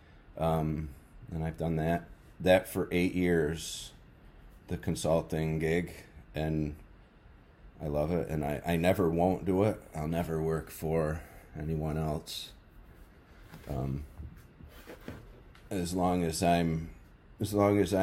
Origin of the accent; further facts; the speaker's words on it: Adirondack Mountains, upstate New York, United States; now in New Hampshire, United States; I grew up in the Adirondack Mountains in upstate New York, and I hunted out there for years